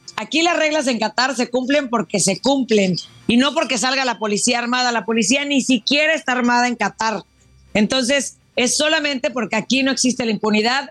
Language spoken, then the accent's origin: Spanish; Mexico; nosotros como mexicanos